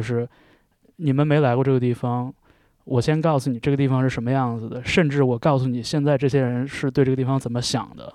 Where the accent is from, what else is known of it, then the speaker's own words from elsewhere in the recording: Jilin, China; 因为我是东北人。嗯。呃，我来自吉林